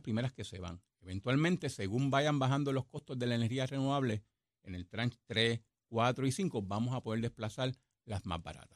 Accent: Puerto Rico; soy el producto de University Garden High School.

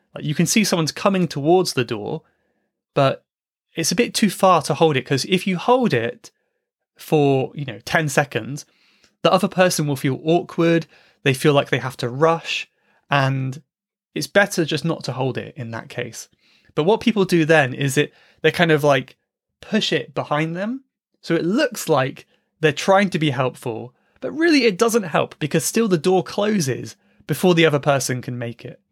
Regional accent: United Kingdom; moved away; as a British person abroad

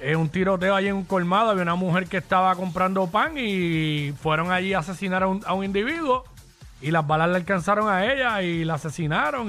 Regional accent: Cabo Rojo, Puerto Rico; Crecí en Cabo Rojo, siempre era bien tranquilo

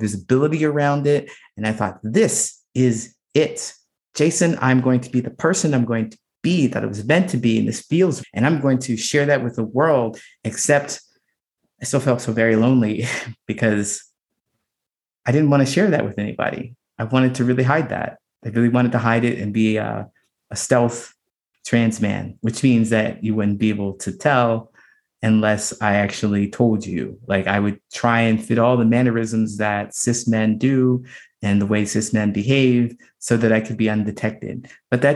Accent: Ohio, United States; moved away as an adult; I grew up in a small town in Ohio

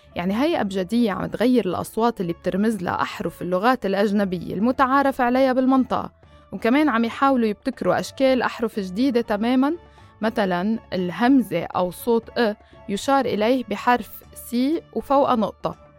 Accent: Lebanon; أنا بنت البلد

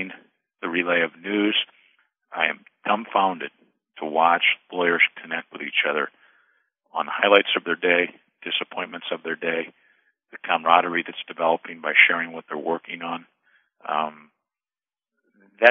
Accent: La Crosse, Wisconsin, United States; the La Crosse Tribune, my hometown newspaper in Wisconsin

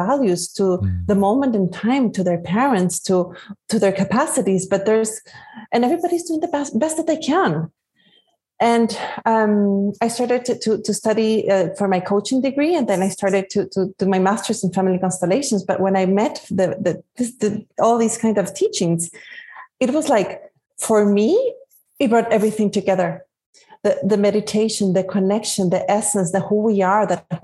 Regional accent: Guatemala; also born or lived in Spain; now in California, United States; Originally, I'm from Guatemala. And right now I'm living in California, in USA.

